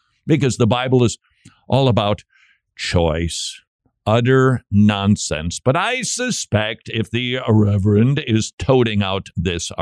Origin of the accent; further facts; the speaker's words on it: Minnesota, United States; my home state of Minnesota.